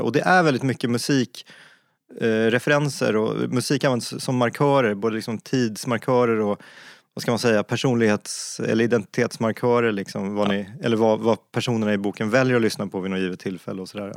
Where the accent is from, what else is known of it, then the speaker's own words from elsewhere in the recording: Stockholm, Stockholm County, Sweden; Jag är uppvuxen i Stockholm, inte i Luleå